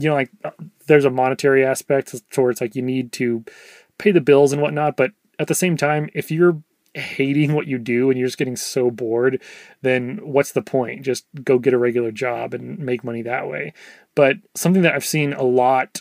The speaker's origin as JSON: {"language": "English", "region": "Oregon", "country": "United States", "moved": "as an adult", "lives_now": "Texas, United States", "said": "I'm from Oregon originally, and that's where I met my wife"}